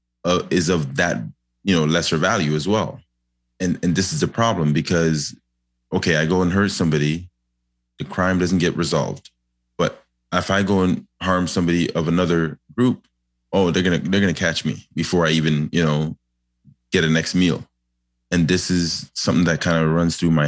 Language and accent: English; Toronto, Ontario, Canada; I grew up in Lawrence Heights